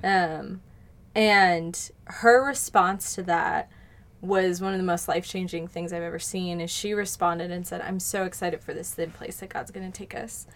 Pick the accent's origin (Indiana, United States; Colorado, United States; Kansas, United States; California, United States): Colorado, United States; I grew up in Colorado